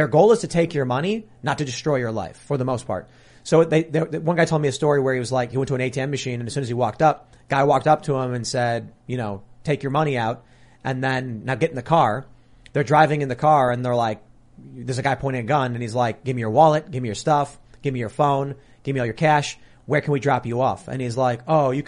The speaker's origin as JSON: {"language": "English", "town": "Chicago", "region": "Illinois", "country": "United States", "tie": "born or raised there", "said": "I'm from Chicago"}